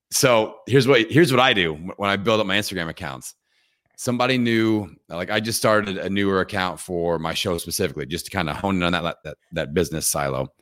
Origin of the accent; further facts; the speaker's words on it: Indiana, United States; I'm from Indiana